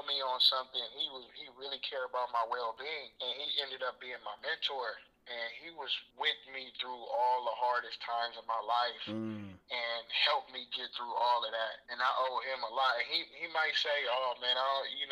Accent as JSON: {"language": "English", "town": "Oakland", "region": "California", "country": "United States", "tie": "born or raised there", "said": "Oakland, California, man. I'm from the Bay. Born and raised in Oakland"}